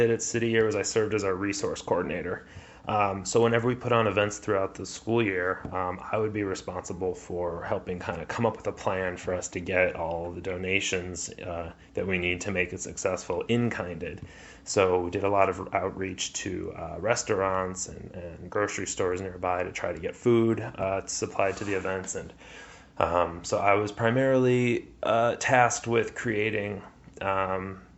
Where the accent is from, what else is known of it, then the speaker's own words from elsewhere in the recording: Chicago, Illinois, United States; Growing up in Chicago, I grew up on the northwest side of the city in Lincoln Square